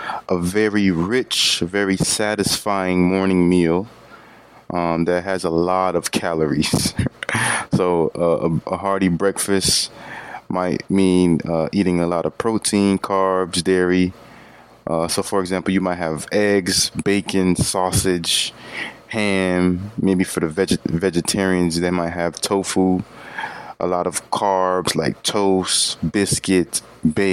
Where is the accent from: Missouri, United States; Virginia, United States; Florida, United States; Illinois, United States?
Florida, United States; growing up in Florida